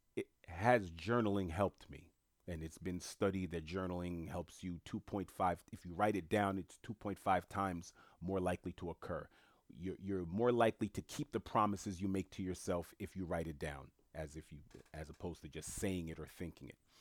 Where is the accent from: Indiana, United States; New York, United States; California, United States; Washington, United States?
New York, United States; New York City; also born or lived in Italy; I'm born and raised in Queens